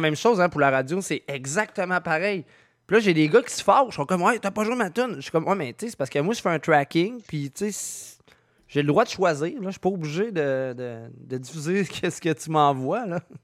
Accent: Quebec, Canada; je viens de Québec

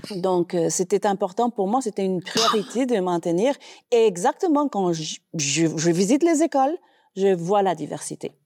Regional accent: Costa Rica; French is a second language; moved away as an adult; also born or lived in Brazil; now in Calgary, Canada; je viens du Costa Rica, de l'Amérique centrale, mais après le Costa Rica, ben, j'ai ménage au Brésil.

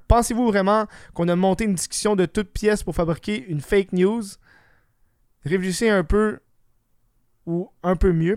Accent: Quebec, Canada; je suis québécois

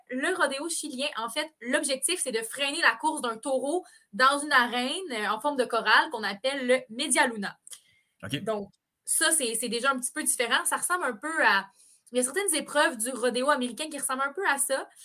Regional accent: Quebec, Canada; On peut pas arriver de même en tant que Québécois et décider mm. d'apprendre ce sport-là comme ça.

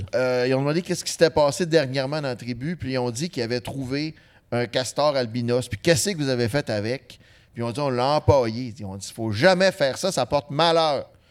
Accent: Saguenay, Quebec, Canada; nous autres, on vient du Saguenay, OK? Mais notre, notre jeunesse, notre enfance, c'est très urbain

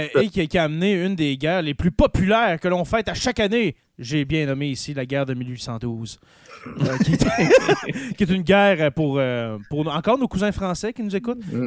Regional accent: Quebec, Canada; accent: Québécois

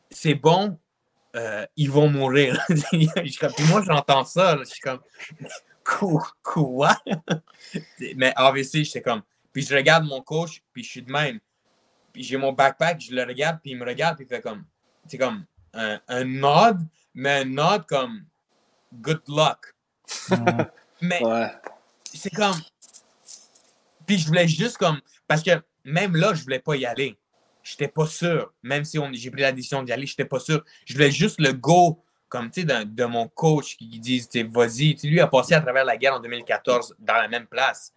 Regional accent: Quebec, Canada; also born or lived in Russia; je suis un Québécois. Mm-hmm. Puis j'habite au Québec depuis que j'ai deux ans

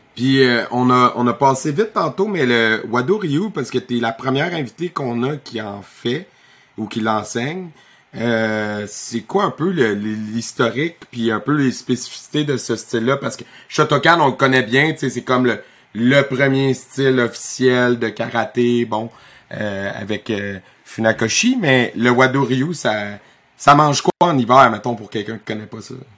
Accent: Victoriaville, Quebec, Canada; j'ai été une fois à Canpo Victoriaville parce que je voulais aller faire un tournoi pour le fun dans ma ville natale

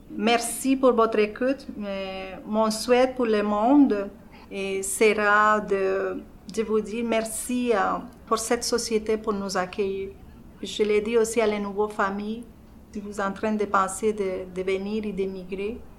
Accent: Colombia; French is a second language; moved away as an adult; now in Verdun, Canada; je suis colombienne.

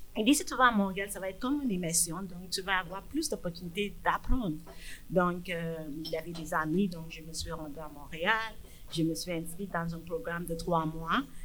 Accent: Nigeria; French is a second language; moved away as an adult; also born or lived in England; now in Abitibi-Témiscamingue, Canada; je suis d'origine du Nigeria

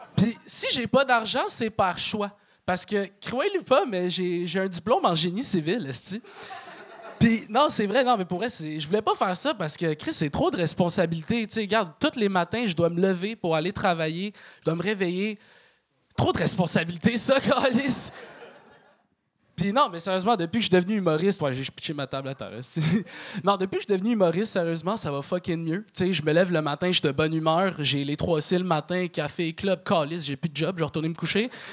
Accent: Laval, Quebec, Canada; J'ai grandi à Chemédé, euh, ce qui est la contraction de chômage everyday

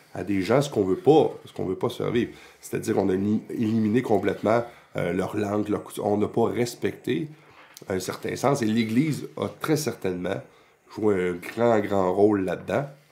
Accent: Quebec, Canada; on est une nation, on est québécois

